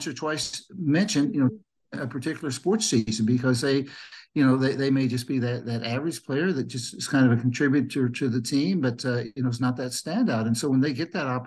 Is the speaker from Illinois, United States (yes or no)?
yes; Mahomet, Illinois, United States; when I was growing up in Muhammad, I played Little League baseball